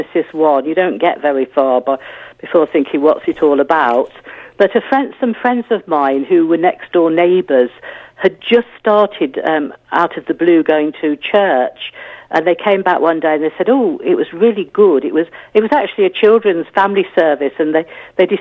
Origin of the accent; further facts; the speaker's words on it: Leicester, East Midlands, United Kingdom; moved away as an adult; also born or lived in Bath / Africa / Croydon; I grew up in Leicester, and we weren't a church-going family at all